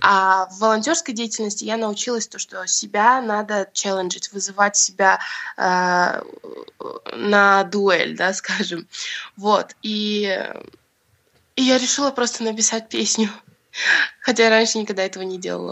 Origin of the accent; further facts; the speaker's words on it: Bishkek, Kyrgyzstan; я родилась в Бишкеке и выросла тоже здесь